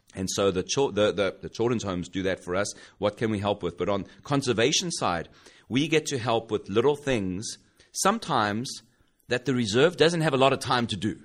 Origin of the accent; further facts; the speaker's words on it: South Africa; moved away as an adult; now in United States; I grew up in South Africa